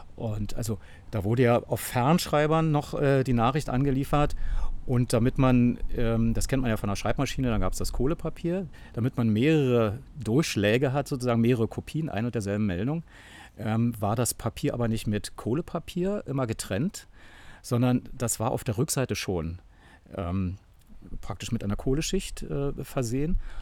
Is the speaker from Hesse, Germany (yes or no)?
no; Berlin, Germany; ich bin äh, an einer, ich sag mal, einer Zonengrenze knapp geboren in der Berliner Charité.